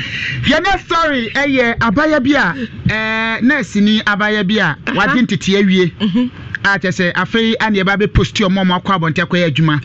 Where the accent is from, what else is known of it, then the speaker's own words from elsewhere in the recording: Nigeria; O so Nigerian. I'm from Nigeria.